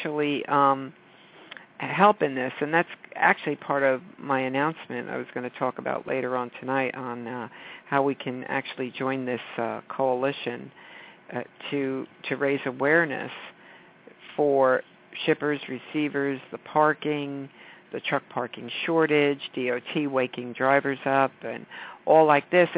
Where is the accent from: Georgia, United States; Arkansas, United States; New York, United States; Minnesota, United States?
New York, United States; I'm a New Yorker